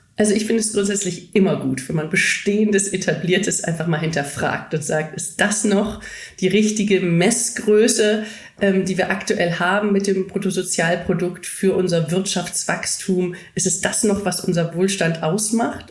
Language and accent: German; Germany; Deutsche in den klassischen deutschen Unternehmen